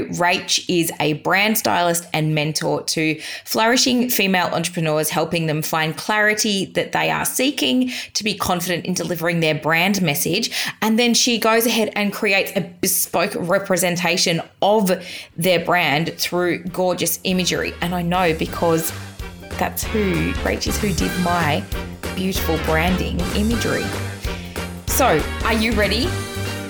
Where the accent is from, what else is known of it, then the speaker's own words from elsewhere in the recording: Geelong, Victoria, Australia; being a Geelong girl